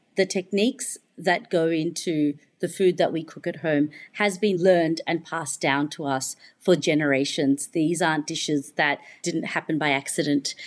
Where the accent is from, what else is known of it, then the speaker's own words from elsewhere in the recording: Melbourne, Victoria, Australia; also born or lived in United Kingdom; Victoria and Melbourne, where I'm from